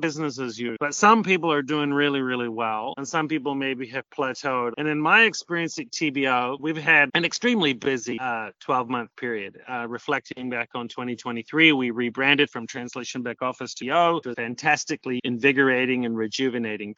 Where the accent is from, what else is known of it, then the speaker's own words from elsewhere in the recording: New Zealand; also born or lived in Auckland, New Zealand; now in South America; I'm originally from New Zealand, but I've been living in South America for as long as I can remember.